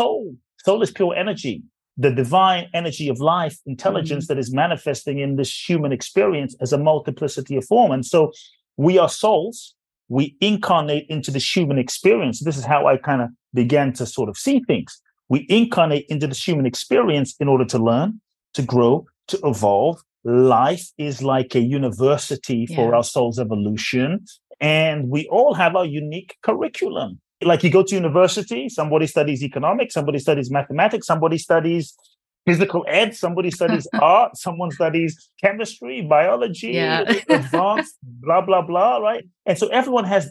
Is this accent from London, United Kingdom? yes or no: yes; London, United Kingdom; now in Los Angeles, United States; Growing up in London